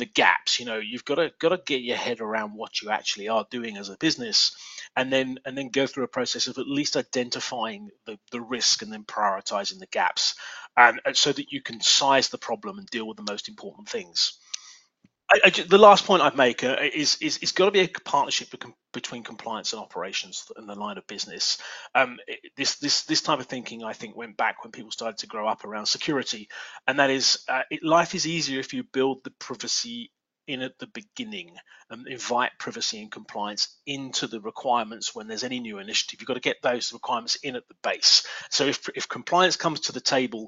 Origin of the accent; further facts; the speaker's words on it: England, United Kingdom; accent: English; now in Reston, United States; my English accent